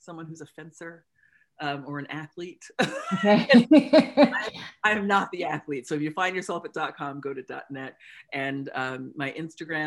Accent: Warwick, New York, United States; moved away as an adult; also born or lived in Alaska / Rhode Island / Boston / England; I moved back to my hometown last week

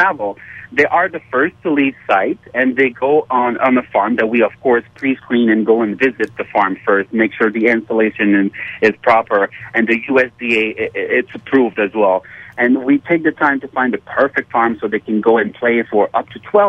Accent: Montreal, Quebec, Canada; So, yes, we're from Montreal in Canada.

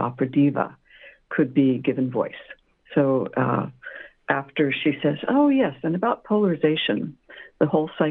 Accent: Montclair, California, United States; moved away; my homeland, because I grew up in Southern California, Montclair

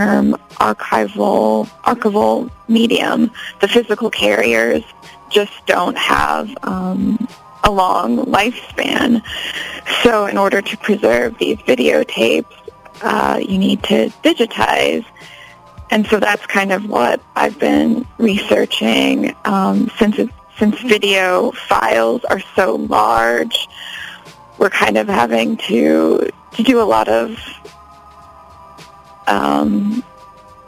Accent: Chicago, Illinois, United States; moved away as an adult; also born or lived in New York / Amsterdam; now in Los Angeles, United States; I grew up in Chicago, so I'm from Chicago, but moved around a lot after college, lived in New York, and then lived in Amsterdam, and I've been in LA for 2 years now

